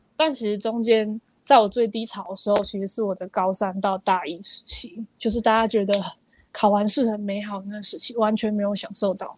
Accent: Taiwan; 我又是来自五股的这种小地方城市

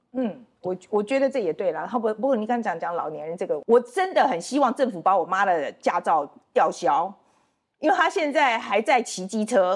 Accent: Taiwan; moved away as an adult; also born or lived in United States; 我们台湾人

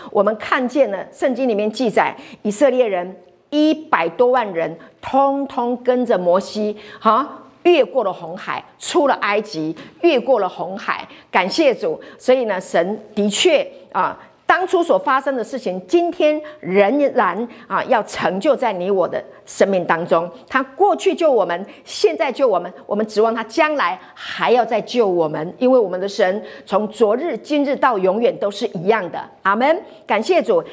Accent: Hualien County, Taiwan; 我是在花莲长大的

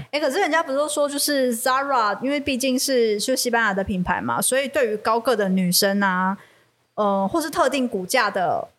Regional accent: Taiwan; 我们台湾

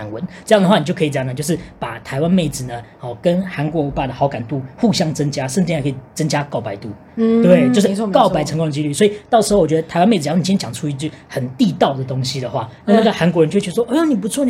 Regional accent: Singapore; 我这新加坡人台语不好

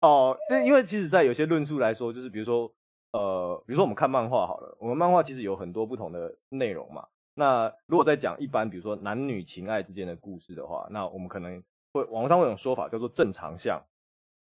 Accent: Taipei, Taiwan; 我也不是台北啊。我户籍也不在台北啊

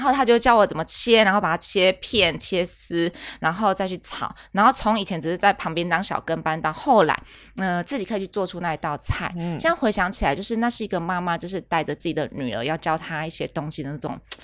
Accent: rural Kaohsiung, Taiwan; 我们乡下，高雄乡下地方就吃

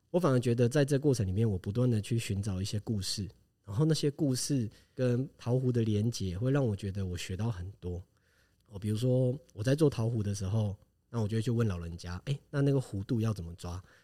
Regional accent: Taiwan; also born or lived in Tainan / Taitung; 我本身是台湾人

